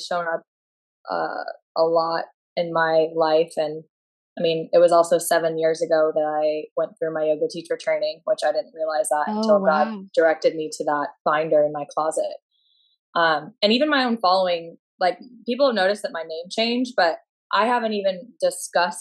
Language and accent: English; Florida, United States; moved away as an adult; now in San Diego, United States; I'm from Florida originally, but I am based in San Diego, California.